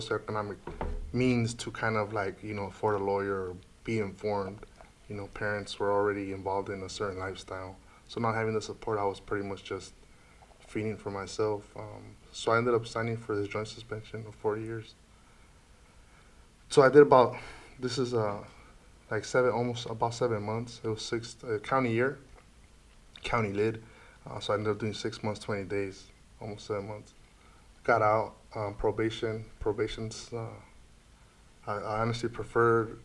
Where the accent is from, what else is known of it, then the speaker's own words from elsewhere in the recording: San Diego, California, United States; I'm from San Diego, California